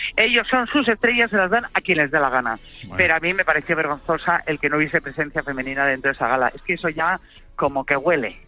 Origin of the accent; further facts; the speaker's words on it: Santa Eulària des Riu, Balearic Islands, Spain; en mi pueblo, en Santa Eulalia del Río, en Ibiza